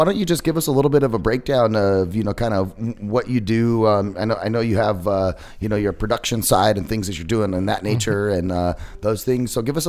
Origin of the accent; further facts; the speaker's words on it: Phoenix, Arizona, United States; I grew up in the Phoenix area.